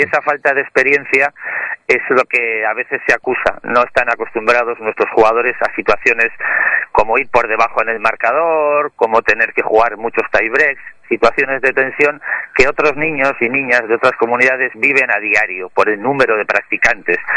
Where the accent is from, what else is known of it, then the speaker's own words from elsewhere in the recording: Bilbao, Basque Country, Spain; moved away as an adult; also born or lived in Castro Urdiales; now in Santander, Spain; yo soy de Bilbao